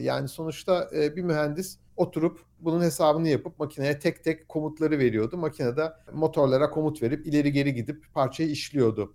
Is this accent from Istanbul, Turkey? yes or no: yes; Istanbul, Turkey; moved away as an adult; also born or lived in United States; now in Aachen, Germany; Ben İstanbul doğumluyum. İstanbul'da Alman Lisesi'ne gittim.